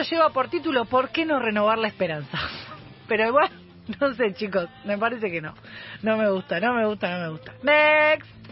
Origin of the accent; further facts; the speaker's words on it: Buenos Aires, Argentina; cuando yo me crié en Liniers